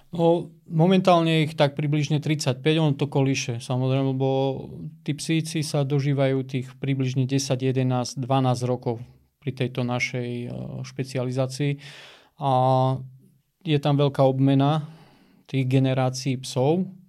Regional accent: High Tatras, Prešov Region, Slovakia; vyrastal som vo Vysokých Tatrách

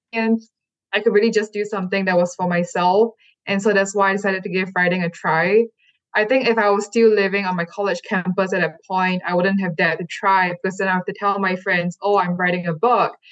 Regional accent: Singapore; moved away as an adult; also born or lived in California; I never really saw one that reflected my hometown or even mentioned my hometown.

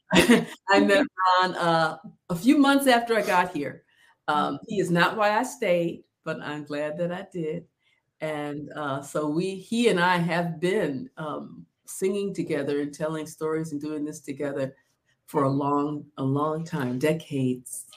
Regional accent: Central New York, United States; moved away as an adult; now in South Carolina, United States; I was raised in Central New York

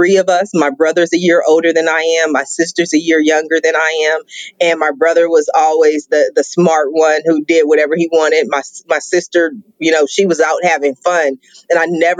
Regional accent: Columbus, Ohio, United States; also born or lived in Washington, D.C.; now in Long Beach, United States; I was born in Washington, D.C., but I left when I was 2 and I was raised in Columbus, Ohio.

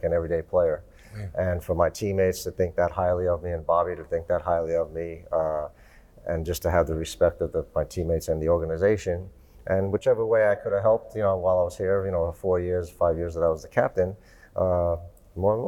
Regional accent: New York City, New York, United States; growing up in Brooklyn

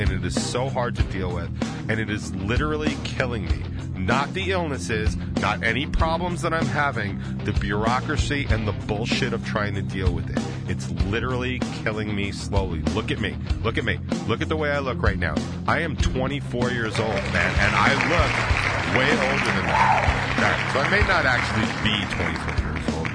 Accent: United States; I'm in America. I'm American as fuck

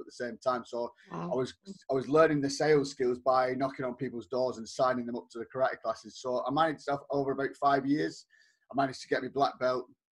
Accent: Bolton, North West England, United Kingdom; moved away as an adult; I'm actually from the northwest of England, a town called Bolton. I stayed there until I was kind of in my early 20s.

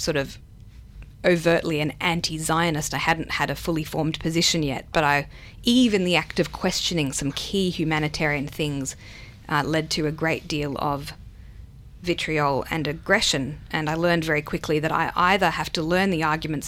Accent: Sydney, New South Wales, Australia; first language Hebrew; English is a second language; now in Melbourne, Australia; I was born in Sydney, Australia, because that was the choice they made. And they spoke Hebrew to me at home, and then I obviously learned English at school

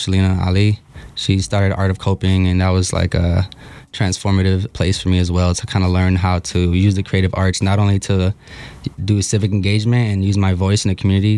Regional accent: Milwaukee, Wisconsin, United States; I was born and raised here in Milwaukee, Wisconsin.

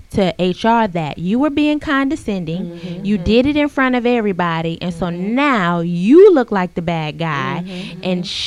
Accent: South Carolina, United States; I'm from South uh, Carolina.

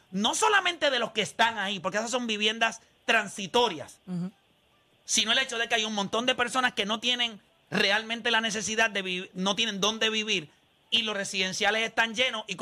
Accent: San Juan, Puerto Rico; Yo tengo 62 años y soy de Puerta de Tierra.

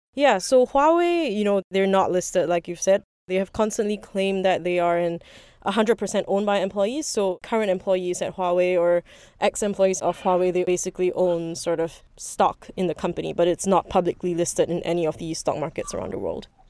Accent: Singapore; also born or lived in Beijing, China; I'm actually Singaporean too

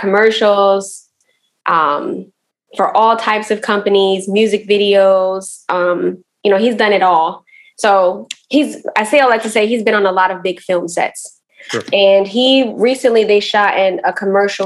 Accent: Baltimore, Maryland, United States; I am from West Baltimore

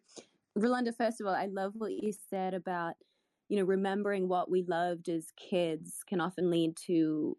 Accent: Australia; moved away; I used to play make-believe a lot on a farm growing up in Australia

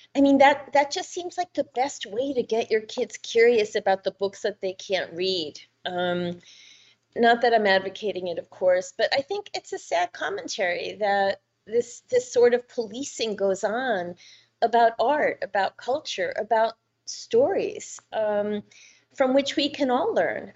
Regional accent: New York, United States; I grew up in New York

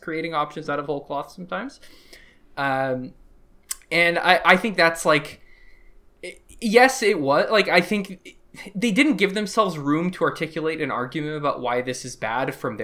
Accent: United States; now in Canada; I grew up in Bush's America

